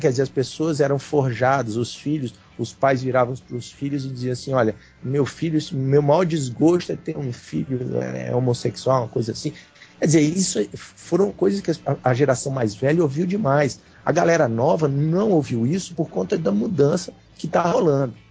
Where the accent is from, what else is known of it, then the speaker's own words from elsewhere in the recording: Fortaleza, Ceará, Brazil; now in Brasília, Brazil; eu sou nordestino, né? Eu nasci em Fortaleza, nasci no Ceará.